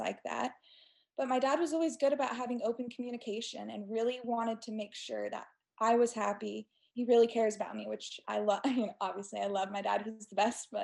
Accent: Stillwater, Oklahoma, United States; also born or lived in Houston, Texas / North Carolina; growing up in Stillwater was interesting, especially with OSU and my dad being a coach

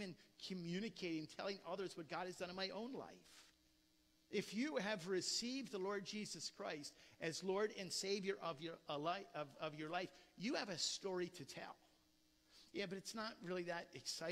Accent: Philadelphia, Pennsylvania, United States; I was born in Philadelphia

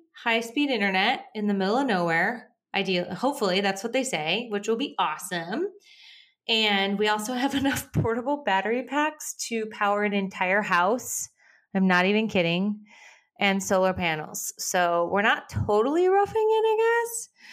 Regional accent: Minnesota, United States; moved away; I grew up in Minnesota.

